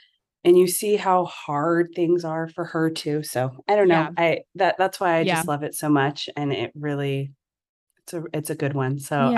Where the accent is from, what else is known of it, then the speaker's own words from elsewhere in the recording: Southern California, United States; Let's see. I'm from California, Southern California, and I'm a teacher